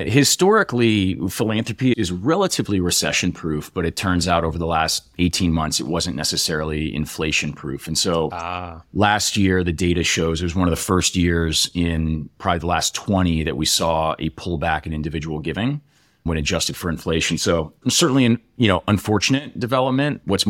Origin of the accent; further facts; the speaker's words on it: Iowa, United States; also born or lived in Nebraska / Texas / Europe / Illinois; So I was born in Nebraska. We moved to Texas. We lived in Europe for a few years, Illinois. We ended up settling in Iowa for junior high and high school for me